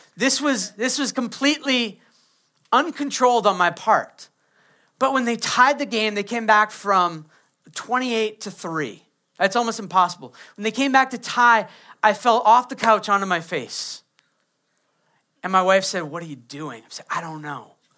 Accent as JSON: {"language": "English", "region": "Maine", "country": "United States", "tie": "born or raised there", "said": "I grew up in Maine"}